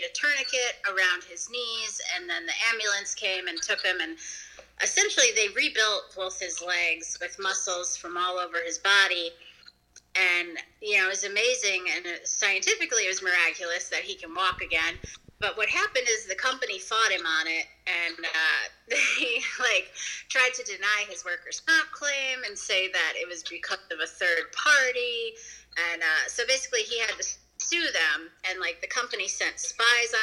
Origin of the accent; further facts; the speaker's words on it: Wisconsin, United States; growing up in Wisconsin